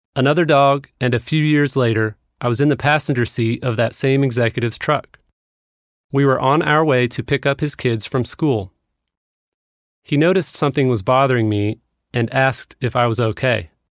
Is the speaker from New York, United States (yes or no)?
no; Kansas City, Missouri, United States; moved away; my hometown of Kansas City